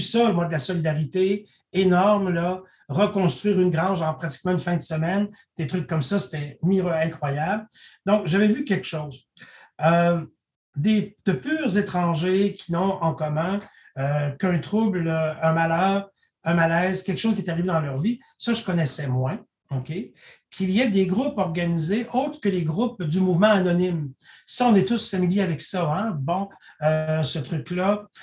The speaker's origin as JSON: {"language": "French", "town": "Saint-Alexandre-de-Kamouraska", "region": "Quebec", "country": "Canada", "moved": "yes", "said": "je viens de la région de Kamouraska où les gens ont, euh, à Saint-Alexandre de Kamouraska, où les gens ont des habitudes d'entraide"}